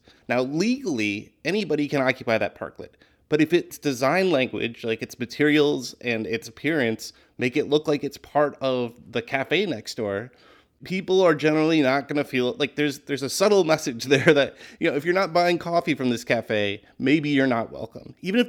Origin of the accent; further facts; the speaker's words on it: Minneapolis, Minnesota, United States; I mean, I grew up in Minneapolis, which has the dubious honor of being like the home to the first big suburban shopping mall and the Mall of America.